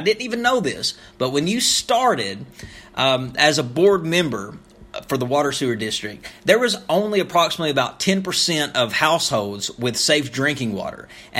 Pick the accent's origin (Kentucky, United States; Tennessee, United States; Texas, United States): Kentucky, United States; Topmost; moved away; Coming at you live from Topmost, Kentucky, here in my hometown in the mountains of Eastern Kentucky. And I just want to say I am very proud and honored to be from the greatest county in the entire world, Knott County.